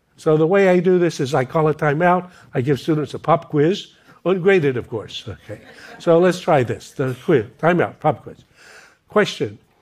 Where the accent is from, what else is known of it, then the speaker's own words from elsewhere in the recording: North Carolina, United States; red necked Americans like me, I'm from North Carolina